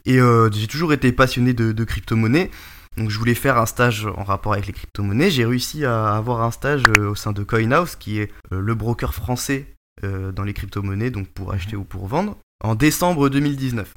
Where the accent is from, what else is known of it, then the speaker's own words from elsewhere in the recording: Breton, Brittany, France; also born or lived in Charente; je suis breton aussi